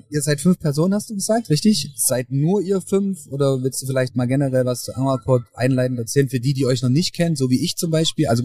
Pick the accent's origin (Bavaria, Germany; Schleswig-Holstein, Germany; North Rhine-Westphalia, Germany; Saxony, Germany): Saxony, Germany; Leipzig; aus Leipzig tatsächlich.